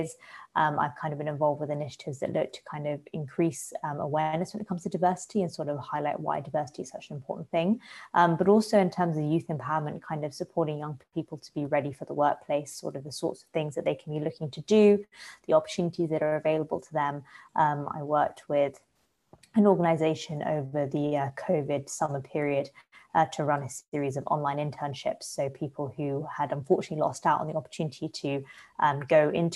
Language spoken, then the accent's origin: English; London, United Kingdom; also born or lived in Bristol; I was born and grew up in London